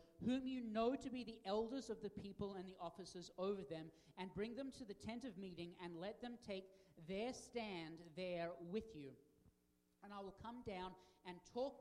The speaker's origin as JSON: {"language": "English", "country": "Australia", "moved": "yes", "lives_now": "United States", "said": "as an Australian and now a United States citizen"}